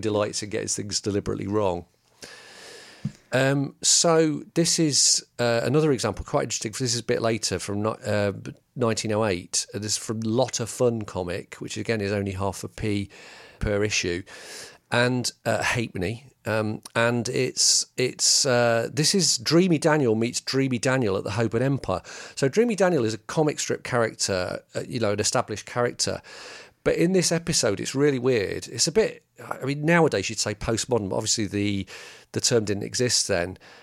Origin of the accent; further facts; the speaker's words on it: England, United Kingdom; as English peop-